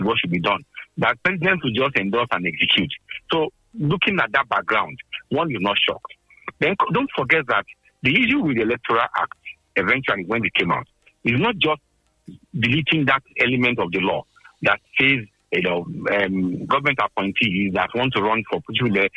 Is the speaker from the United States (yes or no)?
no; Nigeria; as a Nigerian